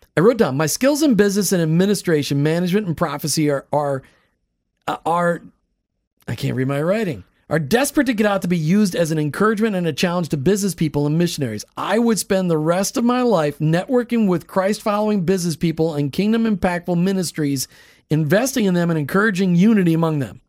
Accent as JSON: {"language": "English", "region": "Minnesota", "country": "United States", "tie": "born or raised there", "said": "I grew up in Minnesota"}